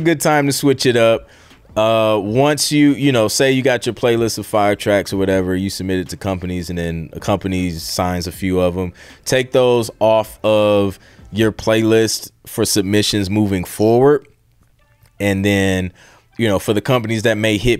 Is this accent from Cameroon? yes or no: no; Ohio, United States; I'm from Ohio